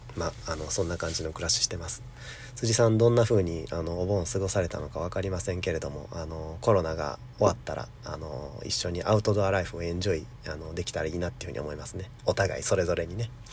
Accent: Kansai, Japan; 一緒に関西に住んでたんですけど

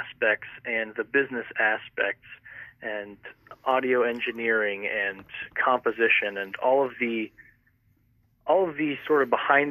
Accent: Montrose, Colorado, United States; moved away as an adult; also born or lived in Highlands Ranch, Colorado / Irvine, California; I'm originally from Colorado. I grew up in the mountains outside Montrose, Cimarron area

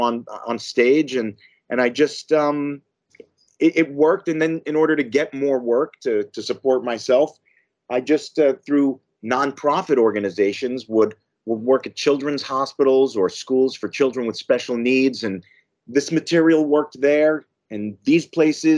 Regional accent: New Jersey, United States; I grew up in New Jersey, so I was about 30 minutes from the Lincoln Tunnel

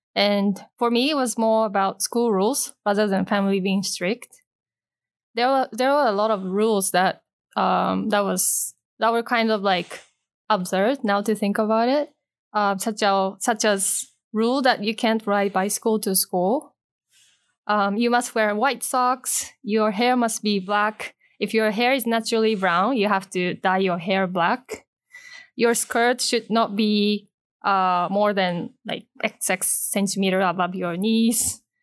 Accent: Osaka, Japan; moved away as an adult; also born or lived in Toronto, Canada; now in Hong Kong; I was born and raised in Osaka, so I stayed in Osaka up to the graduation from high school, and then I left Japan to study in Toronto.

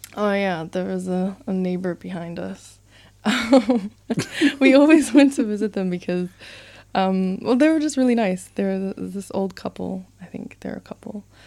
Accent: Nuku'alofa, Tongatapu, Tonga; also born or lived in Hamilton, New Zealand; now in New Zealand; in Tongatapu, the main island, um, close to town. Kolomotua.

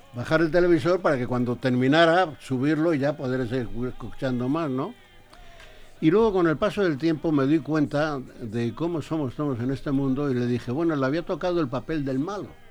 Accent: Madrid, Community of Madrid, Spain; now in Leganés, Spain; yo nací en Carabanchel y, aquí yo, aunque me he venido a Leganés

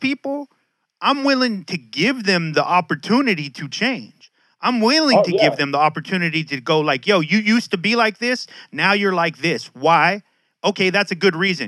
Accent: San Diego, California, United States; I grew up in Logan Heights.

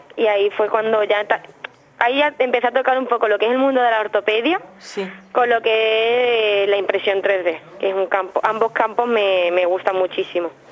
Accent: Alhaurín de la Torre, Andalusia, Spain; also born or lived in Málaga / Aranda de Duero; desde que tengo un año y medio vivo en el Laurín de la Torre

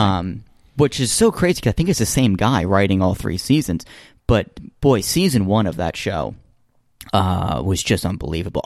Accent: United States; I'm sitting here as an American

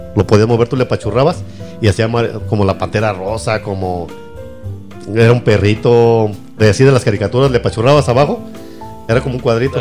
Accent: Mexico; de chiquito siempre ahí en México

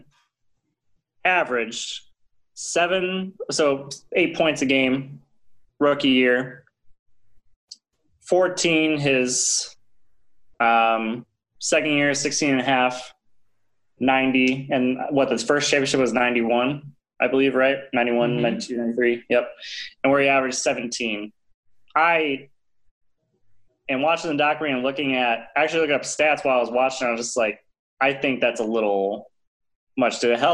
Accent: Michigan, United States; I grew up in Michigan

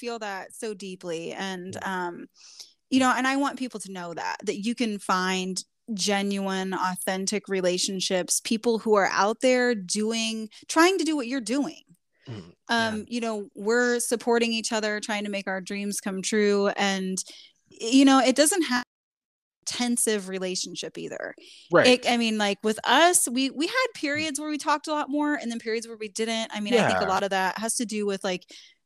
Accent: Midwest, United States; we're both from the Midwest. And I mean, you, different versions of the Midwest. You lived in the big city. I lived in the country, small town.

